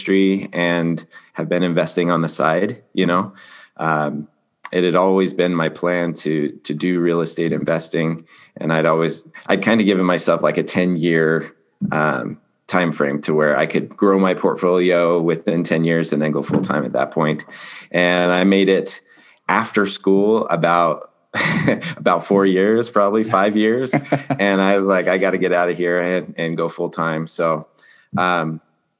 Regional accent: Colorado, United States; now in Utah, United States; I'm from Colorado originally. Grew up racing motocross

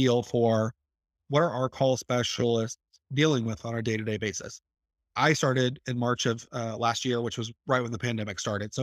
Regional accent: Tulsa, Oklahoma, United States; in my hometown

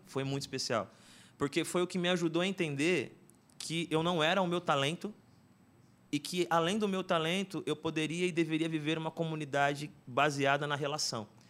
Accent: São Paulo, Brazil; moved away as an adult; now in Suzano, Brazil; morei a vida inteira ali no Itaim Paulista, meus pais também. E aí mudei para Suzano

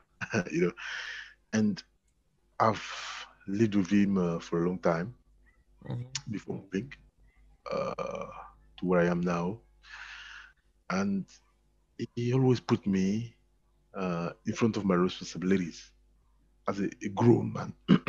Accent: Côte d’Ivoire; now in France; Ivory Coast.

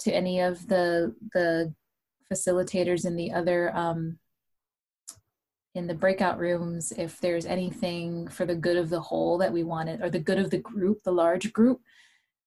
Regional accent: Hawaii, United States; moved away; also born or lived in New York City; growing up in Hawaii, as I shared, that where everyone was brown

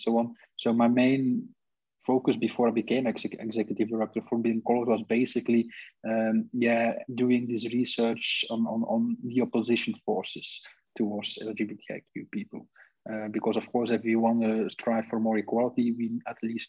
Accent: Belgium; also born or lived in Brussels; I'm Belgian.

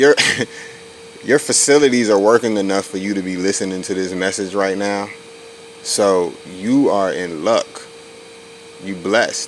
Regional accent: Virginia Beach, Virginia, United States; That's the street I grew up on in Virginia Beach, Virginia

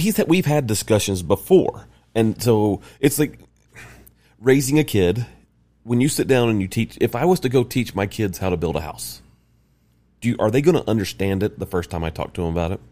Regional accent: the South, United States; moved away; I'm from the South, and I'm, gr, grew up L D S

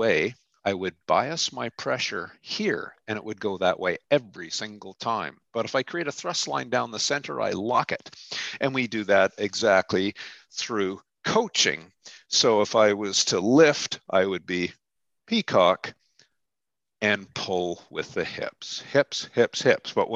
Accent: Canada; also born or lived in Ontario; I'm a Canadian and I live in middle Ontario

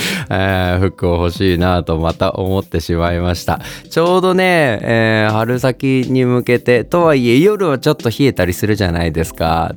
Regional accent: Okayama, Japan; also born or lived in Osaka; 地元岡山と大阪を行ったり来たりしながら

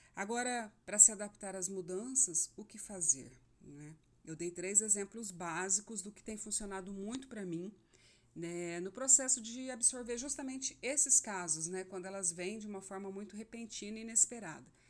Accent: Rondonópolis, Mato Grosso, Brazil; moved away as an adult; also born or lived in Cuiabá; eu sou de Rondonópolis, eu estava em Cuiabá já há alguns anos e eu recebi uma direção de Deus para voltar

